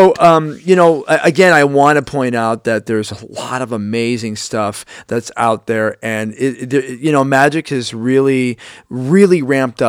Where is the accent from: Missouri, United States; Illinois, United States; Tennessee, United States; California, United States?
Illinois, United States; Chicago; I'm from Chicago, Illinois, 60616 Southside